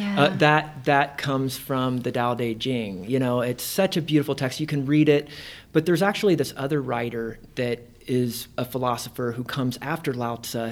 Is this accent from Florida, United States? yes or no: no; Indiana, United States; moved away as an adult; also born or lived in Ohio; now in Nebraska, United States; I'm originally from Indiana